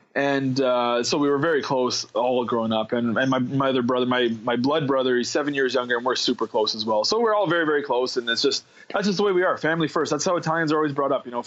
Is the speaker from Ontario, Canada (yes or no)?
yes; Ottawa, Ontario, Canada; I grew up, I was born and raised in Ottawa